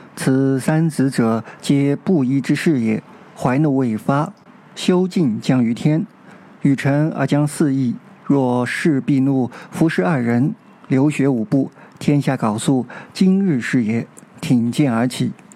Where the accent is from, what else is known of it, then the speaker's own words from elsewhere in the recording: China; 回到我们中国人所关心的如何过渡和交接香港的议题上来。